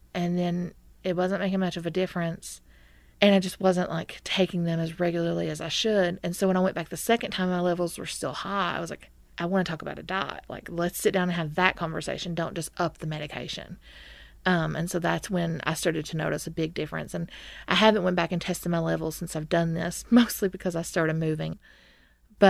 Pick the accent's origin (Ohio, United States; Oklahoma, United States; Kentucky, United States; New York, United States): Kentucky, United States; McRoberts; I'm from McRoberts, Kentucky